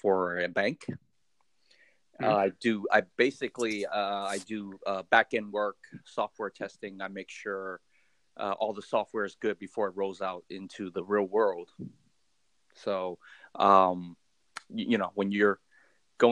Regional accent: Oakland, California, United States; first language Cantonese; English is a second language; growing up in Oakland, California.

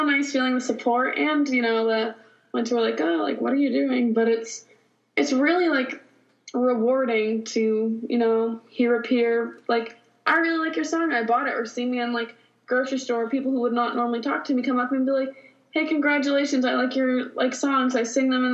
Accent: New England, United States; also born or lived in Florence, South Carolina; now in Nashville, United States; I was born in Florence, South Carolina. And then I grew up in New England

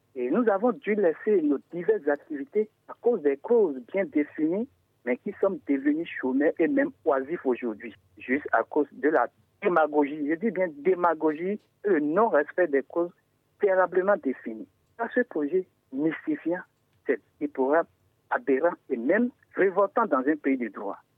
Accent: Adjarra Hounvè, Ouémé, Benin; now in Avrankou, Benin; je suis d'Adjara Ronvier et pour bien me situer, je suis actuellement dans la commune d'Avranco

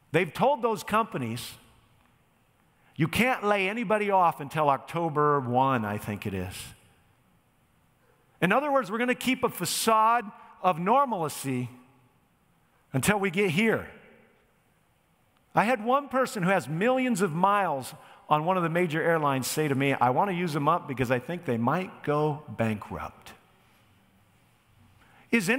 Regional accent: United States; I am an American

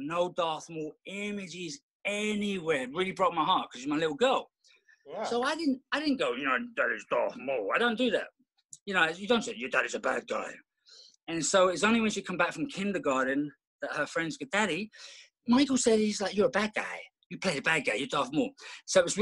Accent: London, United Kingdom; moved away; growing up in London, we did everything.

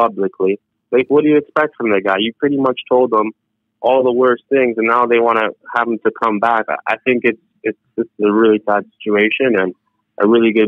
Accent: Toronto, Ontario, Canada; I'm from Toronto

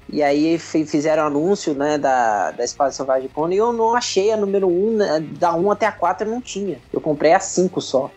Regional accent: Juiz de Fora, Minas Gerais, Brazil; a minha infância em Juiz de Fora

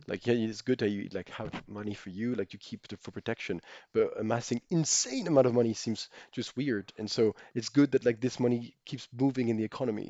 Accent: Monaco; I grew up in Monaco, but I'm French

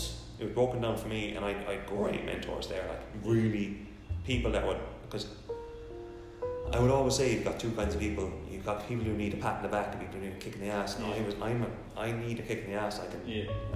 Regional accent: County Clare, Munster, Ireland; moved away as an adult; also born or lived in Limerick, Ireland / London, United Kingdom; I'm from County Clare. Youngest of six.

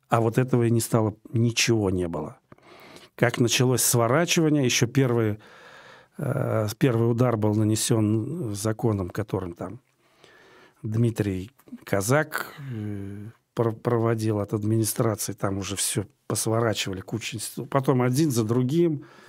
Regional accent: Moscow, Russia; я москвич по одной из линий в шестом поколении

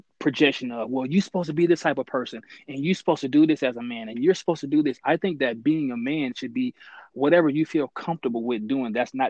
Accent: Mississippi, United States; now in Dallas, United States; I am 38 years old. I'm from Mississippi, but I currently reside in Dallas, Texas.

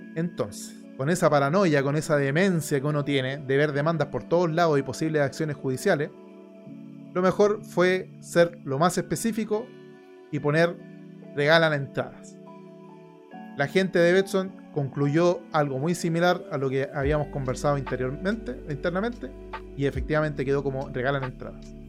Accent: Chile

